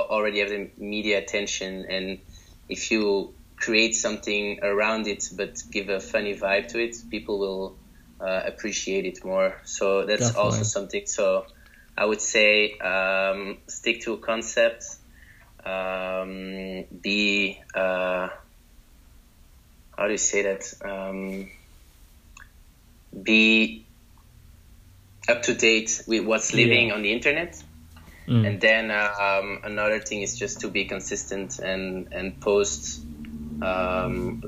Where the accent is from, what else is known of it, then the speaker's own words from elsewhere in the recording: Belgium; I'm from Belgium